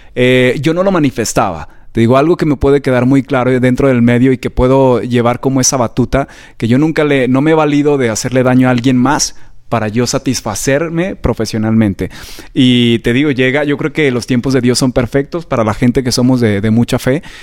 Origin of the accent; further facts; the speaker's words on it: Aguascalientes, Mexico; moved away as an adult; now in Mexico City, Mexico; yo soy originario de Aguascalientes. Siempre presumo de dónde soy porque soy hidrocálido de corazón